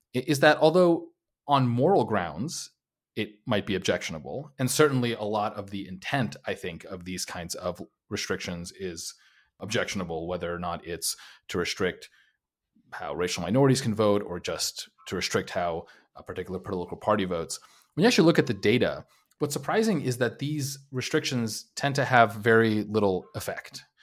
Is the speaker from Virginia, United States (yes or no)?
no; New York City, New York, United States; also born or lived in New Jersey / Long Island; I'm from, uh, the New York City area. I was, uh, born in New York City, New Jersey, Long Island